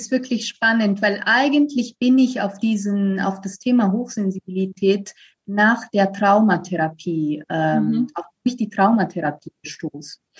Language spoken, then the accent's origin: German; Italy; now in Berlin, Germany; ich komme ursprünglich aus Italien. Also ich lebe seit zehn Jahren in Berlin.